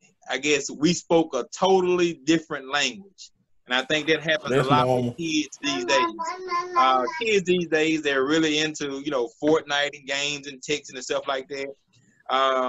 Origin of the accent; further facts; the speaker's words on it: Hazlehurst, Mississippi, United States; now in Jackson, United States; I'm originally from Hazelhurst, Mississippi. I'm here in Jackson, Mississippi right now.